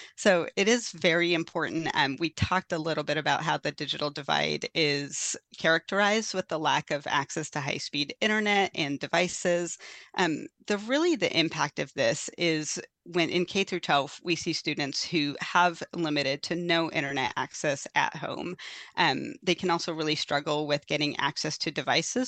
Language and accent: English; Forks, Washington, United States; moved away; also born or lived in Fort Hall, Idaho; I actually grew up in the Quileute Reservation, though, in, uh, located by Forks, Washington